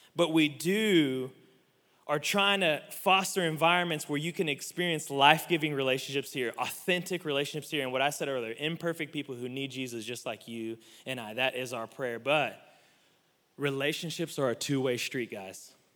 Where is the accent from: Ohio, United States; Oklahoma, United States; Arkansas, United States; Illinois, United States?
Oklahoma, United States; Oklahoma City; growing up in the South